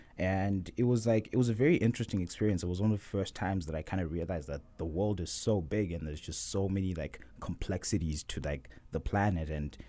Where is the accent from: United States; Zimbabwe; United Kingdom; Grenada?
Zimbabwe; Harare; So, yeah, I was born in 1999 in Harare, Zimbabwe, to two very loving parents. And I remember growing up with my younger sister, who's 4 years younger than me.